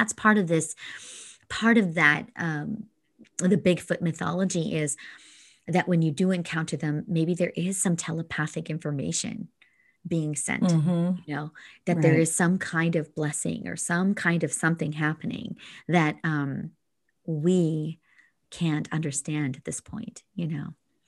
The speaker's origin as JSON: {"language": "English", "region": "Alberta", "country": "Canada", "tie": "born or raised there", "said": "and I grew up in Northern Alberta. So, you know, we lived in the tundra for probably 6 months of the year."}